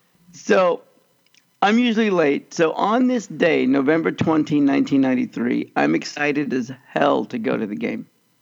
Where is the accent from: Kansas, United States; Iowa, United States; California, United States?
Kansas, United States; moved away; also born or lived in Los Angeles; even though I grew up in Kansas.